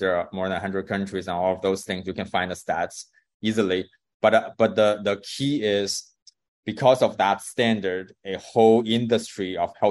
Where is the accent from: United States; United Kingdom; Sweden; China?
China; moved away as an adult; I grew up in China